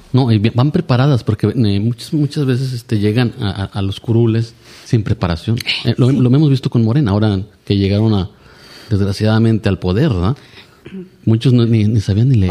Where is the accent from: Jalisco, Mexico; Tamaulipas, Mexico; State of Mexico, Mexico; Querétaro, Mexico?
Tamaulipas, Mexico; Reynosa; yo soy de Reynosa y aquí he estado, aquí he estudiado, aquí he trabajado